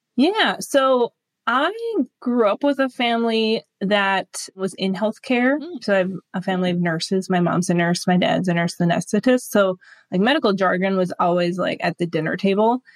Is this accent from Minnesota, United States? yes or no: yes; Duluth, Minnesota, United States; also born or lived in Winona, Minnesota; I found a local triathlon here uh, near Duluth, Minnesota, which is my hometown area